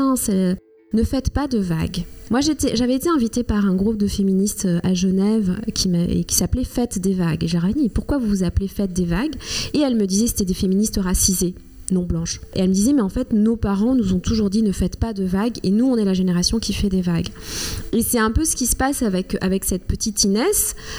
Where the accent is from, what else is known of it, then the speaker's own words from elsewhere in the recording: Rwanda; first language Kinyarwanda; French is a second language; now in France; pas très loin de là où je suis née, où j'ai grandi, au Rwanda